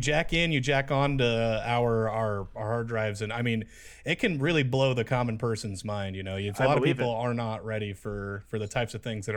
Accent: East Palo Alto, California, United States; Jeremy and I, we're from East Palo Alto, California

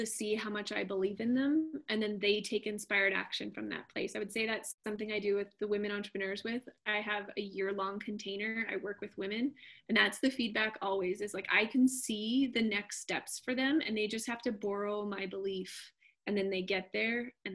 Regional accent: Canada; I'm Canadian

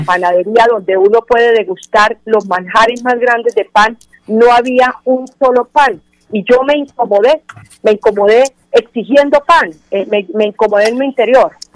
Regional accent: Colombia; todos somos colombianos

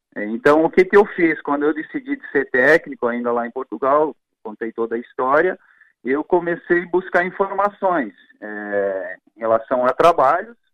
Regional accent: Paraí, Rio Grande do Sul, Brazil; also born or lived in Quilombo, Santa Catarina / Paraná; não foi onde eu nasci, mas onde eu me criei

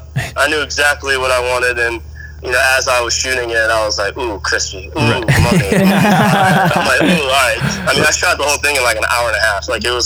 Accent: South Carolina, United States; moved away as an adult; now in Los Angeles, United States; I'm originally from South Carolina, but I've been in Los Angeles for 13 years now.

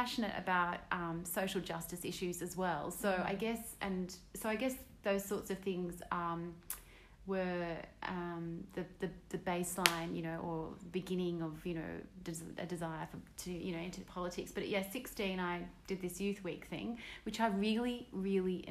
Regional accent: Sydney, New South Wales, Australia; I grew up in Reid

